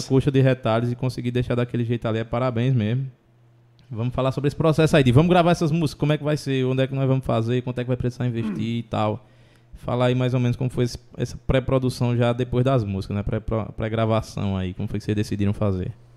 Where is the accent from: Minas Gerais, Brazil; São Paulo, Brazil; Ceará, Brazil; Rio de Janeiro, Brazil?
Ceará, Brazil; Brejo; eu sou do Brejo, né?